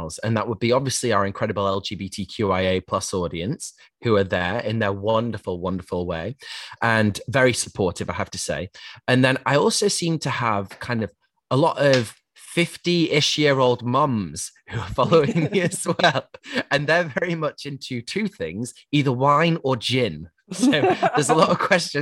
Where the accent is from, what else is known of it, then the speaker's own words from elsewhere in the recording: Yorkshire and the Humber, United Kingdom; I grew up in Yorkshire